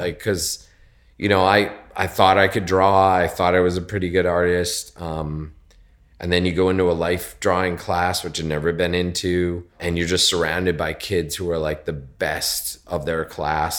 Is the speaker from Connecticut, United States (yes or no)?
yes; Connecticut, United States; moved away as an adult; also born or lived in West Coast; now in New York, United States; I was born in Connecticut, just outside of New York